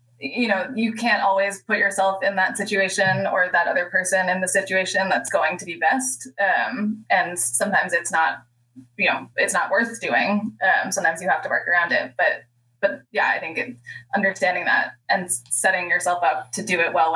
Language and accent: English; United States; as an American